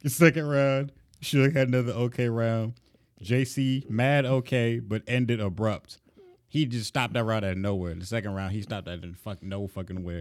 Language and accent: English; Florida, United States; I'm from Florida